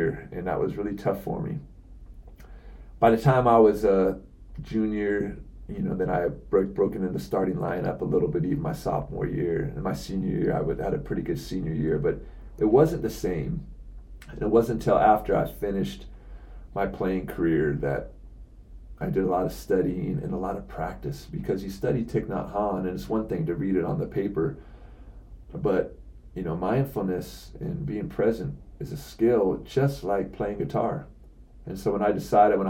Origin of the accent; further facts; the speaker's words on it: Seattle, Washington, United States; I'm from Seattle